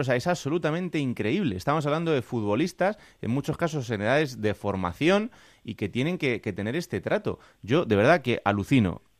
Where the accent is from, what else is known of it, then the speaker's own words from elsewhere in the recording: Villanueva de la Serena, Extremadura, Spain; Villanueva de la Serena, entre otras cosas porque es mi pueblo